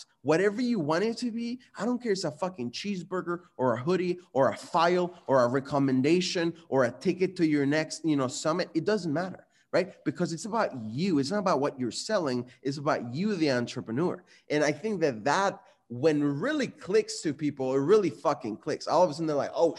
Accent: Guadalajara, Jalisco, Mexico; moved away; I was born and raised in Mexico in a city called Guadalajara

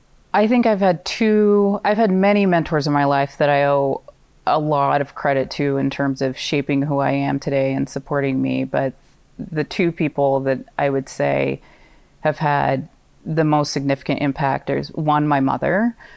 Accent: Pacific Northwest, United States; also born or lived in California; now in Maine, United States; I was born in California and have had family there my entire life. And in mid-elementary school, moved up to the Pacific Northwest, to Portland, Oregon, and Vancouver, Washington, and spent my formative years in the Pacific Northwest.

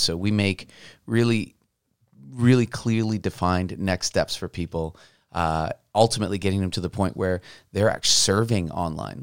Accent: Mexico; also born or lived in Portland; now in Vancouver, United States; I'm from Mexico

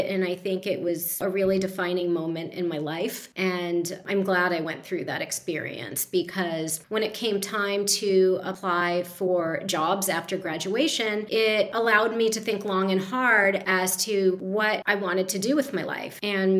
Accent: East Coast, United States; moved away as an adult; also born or lived in Arizona; I grew up on the East Coast

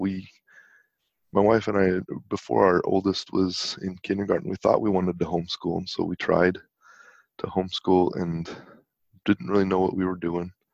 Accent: West Valley City, Utah, United States; I grew up in West Valley City

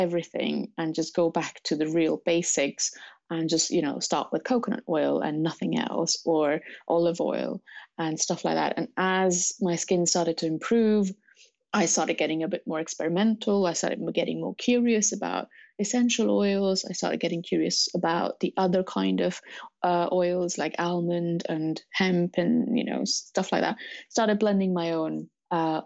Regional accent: Mumbai, Maharashtra, India; moved away as an adult; now in London, United Kingdom; I was born in Mumbai, India. I came to London to study in 2005

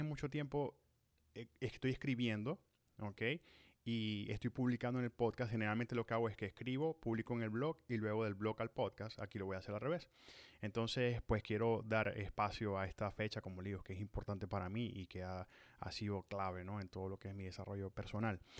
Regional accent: Maracaibo, Zulia, Venezuela; moved away as an adult; cumplo 10 años de haber salido de Maracaibo, de haber salido de Venezuela, de mi tierra natal

